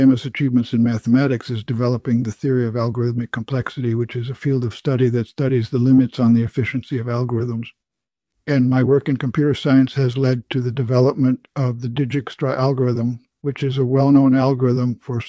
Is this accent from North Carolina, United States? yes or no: no; Minneapolis, Minnesota, United States; born there; I was born in 1934 in Minneapolis, Minnesota.